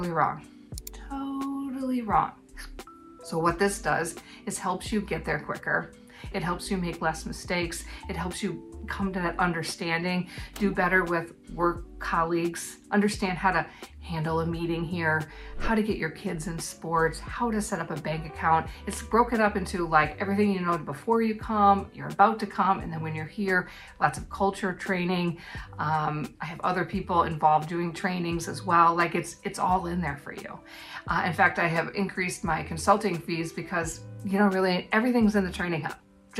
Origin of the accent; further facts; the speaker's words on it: United States; now in New Zealand; an American living in New Zealand